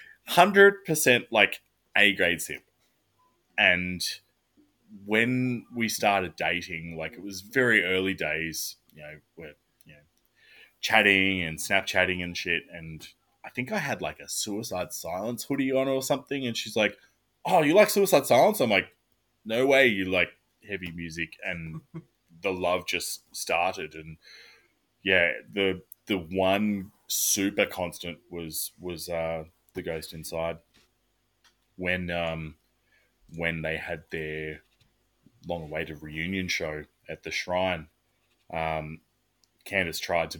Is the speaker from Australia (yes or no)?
yes; Australia; as an Aussie